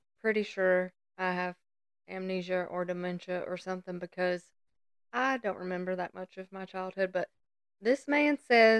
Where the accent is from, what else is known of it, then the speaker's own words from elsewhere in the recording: Lawrenceburg, Kentucky, United States; also born or lived in Gadsden, Alabama; I mean, I was just born there